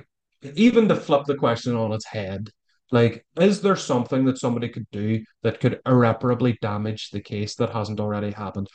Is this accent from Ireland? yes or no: yes; Ireland; accent: Irish; my persuasive Irish accent.